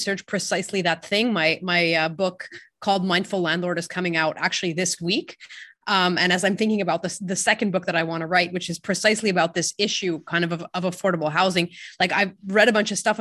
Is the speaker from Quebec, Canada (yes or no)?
yes; French part of Canada, Quebec, Canada; I'm from the French part of Canada.